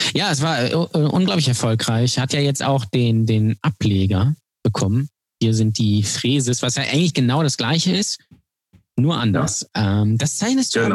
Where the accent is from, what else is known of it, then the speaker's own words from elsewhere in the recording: Lübeck, Schleswig-Holstein, Germany; Ich bin der Einzige, äh, glaube ich, der äh, noch nicht weggezogen ist aus Lübeck, der da geboren wurde.